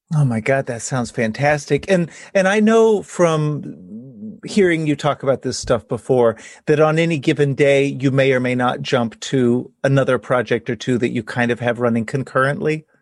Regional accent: Texas, United States; now in Hudson Valley, New York, United States; I'm a seventh generation Texan, so growing up in Texas, we had snow twice

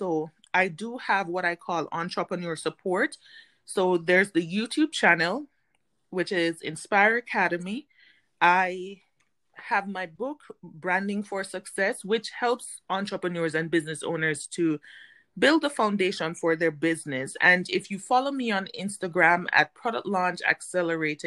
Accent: Jamaica; moved away as an adult; now in United States; prior to moving to the United States, I am Jamaican

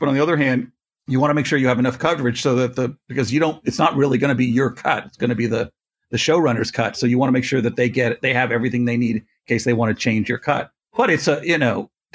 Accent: Canada; I'm Canadian

